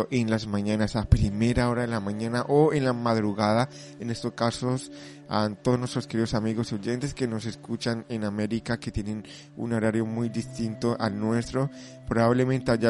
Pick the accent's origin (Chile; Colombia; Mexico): Colombia; now in Spain; aunque yo soy de Colombia, vivo muchos años aquí en España y bueno, también soy colombiano, pero también me siento español